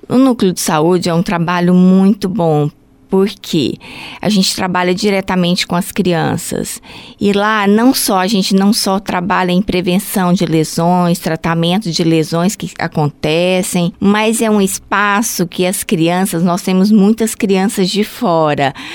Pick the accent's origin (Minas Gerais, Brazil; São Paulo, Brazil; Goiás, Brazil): Goiás, Brazil; Goiânia; moved away as an adult; now in Joinville, Brazil; eu sou de Goiânia